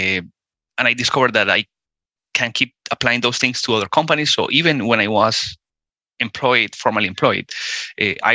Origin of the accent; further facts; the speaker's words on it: Colombia; moved away as an adult; also born or lived in Spain / Costa Rica / California; I am originally from Colombia, South America. I moved out from Colombia when I was 18